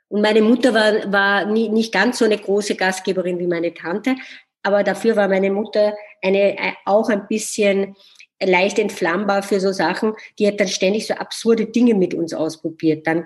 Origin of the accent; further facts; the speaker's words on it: Vienna, Austria; bin ich am Naschmarkt aufgewachsen. Das ist ein großer Markt in Wien, der inzwischen sehr touristisch geworden ist